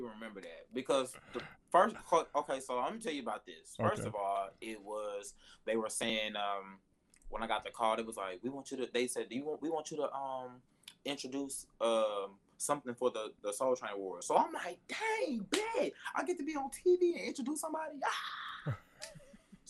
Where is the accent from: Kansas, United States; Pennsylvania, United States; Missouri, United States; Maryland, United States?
Missouri, United States; Hayti; I'm from Hayti, Missouri. It's 12 people.